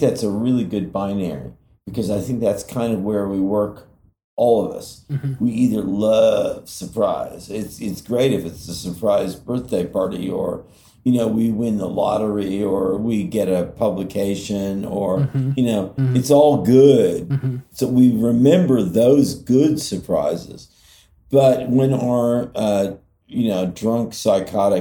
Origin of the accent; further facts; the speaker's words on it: California, United States; growing up in California